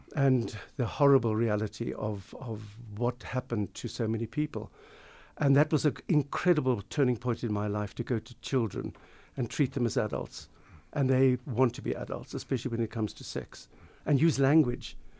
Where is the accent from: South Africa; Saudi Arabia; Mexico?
South Africa; Pinelands, Western Cape; growing up in South Africa, growing up in Pinelands